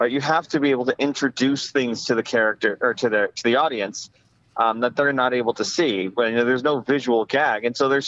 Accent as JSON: {"language": "English", "region": "Arizona", "country": "United States", "tie": "born or raised there", "also_born_or_lived": "New York", "said": "I grew up mostly in Arizona, and I've been here for like almost 30 years now, and I'm only 35"}